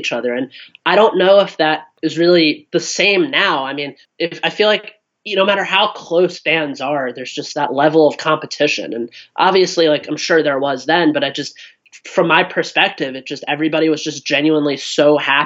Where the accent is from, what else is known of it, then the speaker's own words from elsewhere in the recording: Cincinnati, Ohio, United States; I grew up in Cincinnati, Ohio.